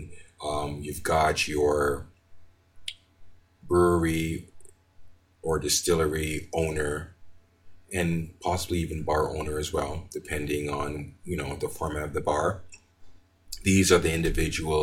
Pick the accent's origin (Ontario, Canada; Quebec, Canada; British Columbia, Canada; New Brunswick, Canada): Quebec, Canada; Montreal; moved away as an adult; also born or lived in Jamaica; now in Calgary, Canada; I was born in Jamaica. My father brought me and my mother to Canada in 1974. And I've been living in Montreal, Quebec since then up until 1997